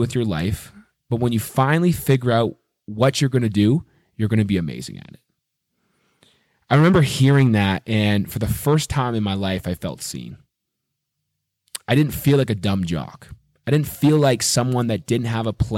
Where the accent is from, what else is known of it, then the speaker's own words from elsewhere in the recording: Waterdown, Ontario, Canada; moved away as an adult; also born or lived in Mississauga, Ontario / Montreal / Cayman Islands / Nashville, Tennessee; I was born in just outside of Toronto in Mississauga, Ontario, and I was raised in Waterdown, Ontario